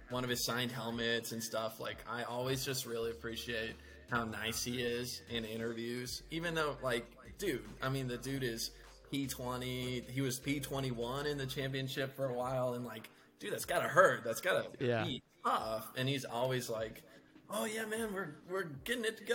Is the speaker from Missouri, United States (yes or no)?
yes; St. Louis, Missouri, United States; now in Kansas, United States; I grew up in St. Louis